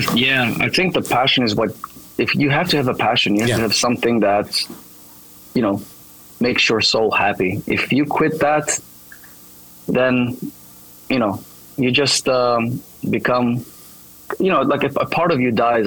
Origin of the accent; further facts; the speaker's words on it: Thessaloniki, Central Macedonia, Greece; English is a second language; I'm born and raised here in Thessaloniki, so it's kind of cool to return to my hometown